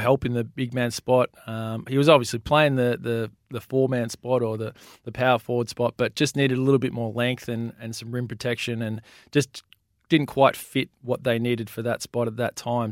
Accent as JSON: {"language": "English", "town": "Melbourne", "region": "Victoria", "country": "Australia", "tie": "born or raised there", "said": "I grew up in Melbourne and, and played junior"}